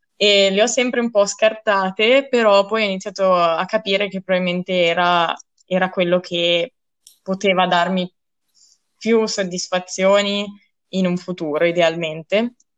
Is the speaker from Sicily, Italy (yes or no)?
no; Rolo, Emilia-Romagna, Italy; moved away as an adult; now in Trento, Italy; E sono dalla provincia di Reggio Emilia